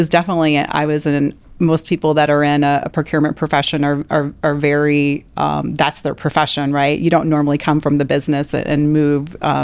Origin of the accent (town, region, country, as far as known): Midwest, United States; moved away as an adult; also born or lived in Louisiana / Nebraska